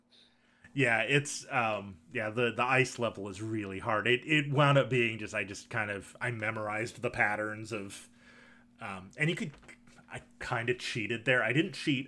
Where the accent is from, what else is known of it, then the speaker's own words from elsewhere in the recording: Michigan, United States; I grew up in Michigan, and hockey is definitely a thing there.